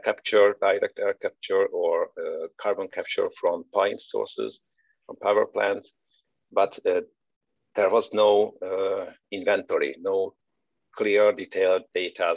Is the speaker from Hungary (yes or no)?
yes; Hungary; moved away as an adult; also born or lived in Veszprém, Hungary / Karlsruhe, Germany; now in Aachen, Germany; I'm originally from Hungary. I left the country in 2011, switched to Germany